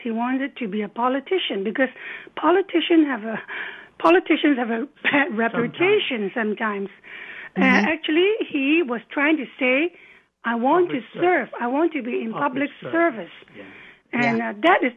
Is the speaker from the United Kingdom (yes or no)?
no; Hong Kong; moved away as an adult; now in British Columbia, Canada; we grew up in Hong Kong, both of us, and it was a very open in terms of beliefs